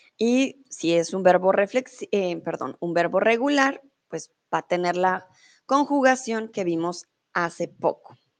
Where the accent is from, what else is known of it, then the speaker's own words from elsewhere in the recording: Colombia; now in Germany; soy de Colombia, vivo en Alemania y ahora estoy en México.